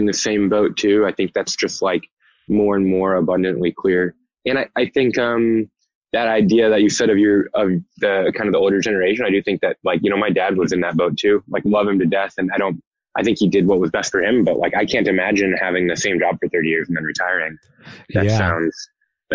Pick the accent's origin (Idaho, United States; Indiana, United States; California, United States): Indiana, United States; Indianapolis; moved away as an adult; also born or lived in West Lafayette, Indiana; now in Los Angeles, United States; I grew up in Indianapolis